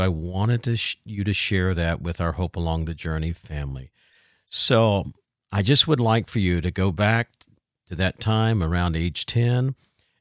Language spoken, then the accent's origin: English; Southern Indiana, United States; I was raised in Southern Indiana